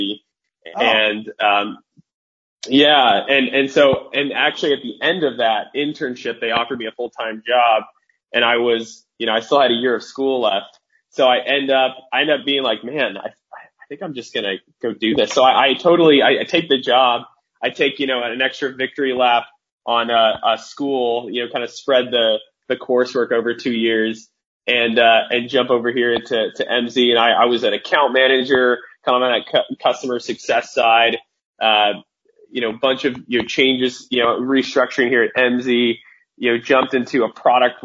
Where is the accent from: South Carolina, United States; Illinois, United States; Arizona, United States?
Arizona, United States; Phoenix; moved away as an adult; now in Idaho, United States; I'm from Phoenix originally, up here in Idaho right now, but grew up in Phoenix